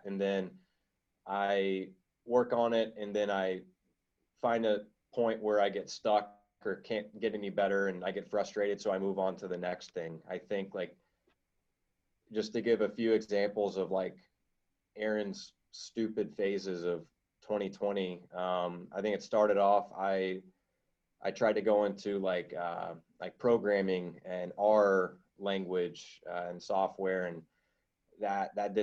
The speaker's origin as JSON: {"language": "English", "region": "Louisiana", "country": "United States", "said": "I'm some guy from Louisiana"}